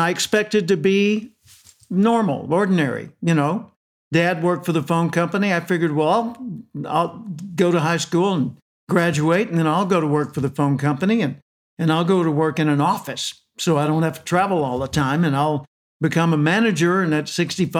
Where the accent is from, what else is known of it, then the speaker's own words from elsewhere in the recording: Little Rock, Arkansas, United States; I was born in Little Rock, Arkansas. For those internationally, that's the center southern portion of the United States. My dad was a telephone repairman. By the way, I was born in 1946